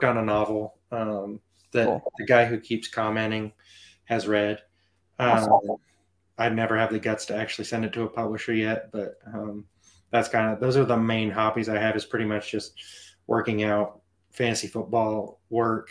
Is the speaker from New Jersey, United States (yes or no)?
no; Norman, Oklahoma, United States; moved away as an adult; now in Montana, United States; Born and raised in Norman, Oklahoma, which is where Sooners football is